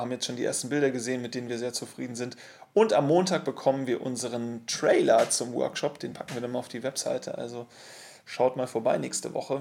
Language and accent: German; Munich, Bavaria, Germany; Wir als Münchner